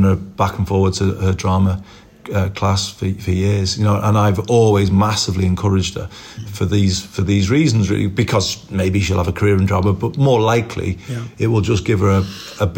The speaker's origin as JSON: {"language": "English", "town": "Liverpool", "region": "North West England", "country": "United Kingdom", "tie": "born or raised there", "also_born_or_lived": "Formby / Manchester", "moved": "yes", "said": "I wasn't Heighton. I was born in the Old Roan"}